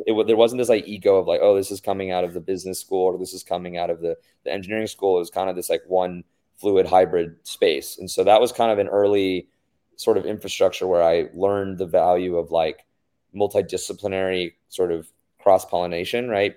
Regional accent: United States; being a minority growing up in the States

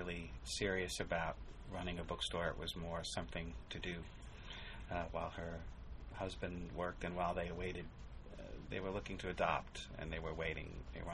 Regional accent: Binghamton, New York, United States; moved away as an adult; also born or lived in Long Island / Manhattan; now in Syracuse, United States; I grew up in Binghamton, which is not that far away

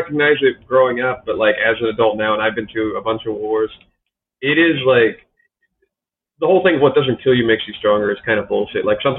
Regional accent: Detroit, Michigan, United States; born there; Yeah, I was the only one born here. I was born in Detroit.

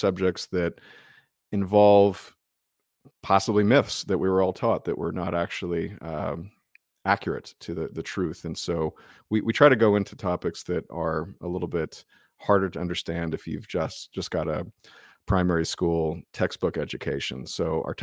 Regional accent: United States; we're American

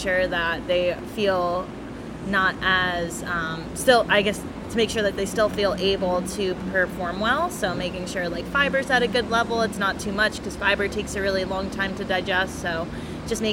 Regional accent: New Jersey, United States; I'm from Jersey

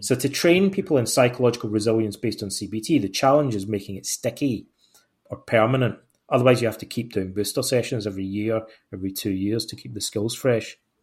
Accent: Ayr, Scotland, United Kingdom; moved away as an adult; also born or lived in Aberdeen / England / Canada / Greece; I was born in Ayr, in, I grew up in Ayrshire, on the west coast of Scotland.

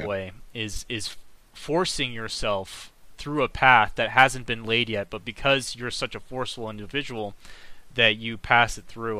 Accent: United States; I'm an American. I'm proud of being an American

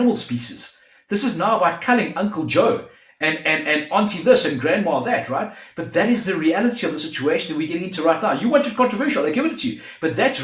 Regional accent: South Africa; we're both from South Africa

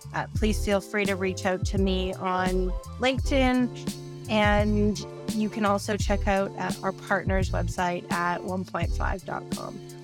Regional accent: Canada; As a Canadian

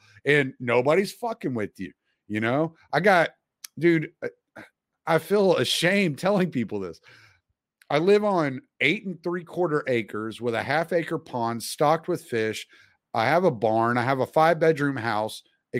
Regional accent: Louisiana, United States; moved away; I'm from Louisiana originally, so the humidity and the heat, I don't fucking bother me none.

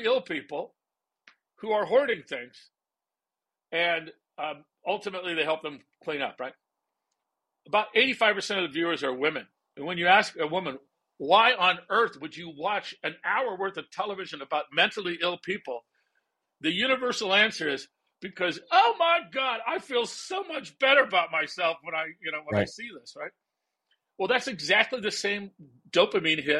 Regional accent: California, United States; I grew up in California

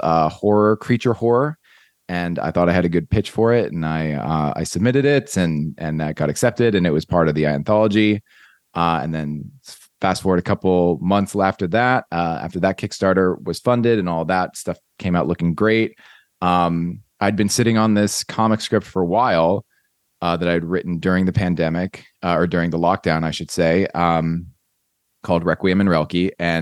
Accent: Mercer County, New Jersey, United States; moved away as an adult; now in Southern California, United States; I'm from Mercer County.

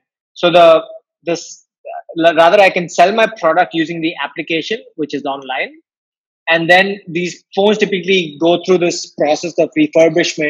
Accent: Chennai, Tamil Nadu, India; I'm from Chennai

